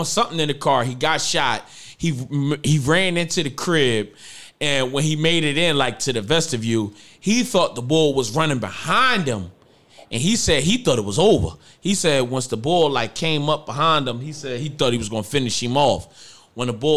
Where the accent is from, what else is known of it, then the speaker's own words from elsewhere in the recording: Philadelphia, Pennsylvania, United States; I'm from Philly